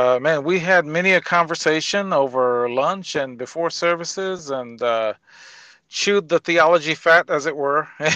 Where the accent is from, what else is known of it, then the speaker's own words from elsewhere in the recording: Tennessee, United States; moved away; I left Tennessee in 91 and I'm still a Tennessean